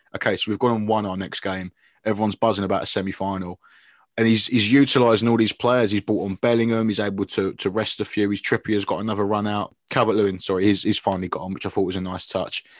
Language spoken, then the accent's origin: English; England, United Kingdom; as English fans